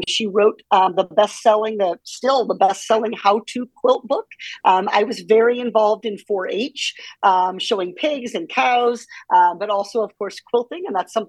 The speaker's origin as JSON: {"language": "English", "region": "Iowa", "country": "United States", "tie": "born or raised there", "said": "Well, growing up in Iowa, I think one of the things that you learn is how much politicians want to talk to you during campaign season."}